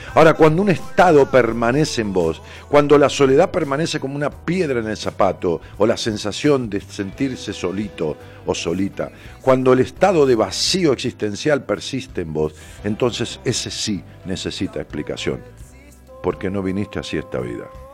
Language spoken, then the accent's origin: Spanish; Ramos Mejía, Buenos Aires Province, Argentina; un cine de mi barrio, allá en mi pueblo, en Ramos Mejía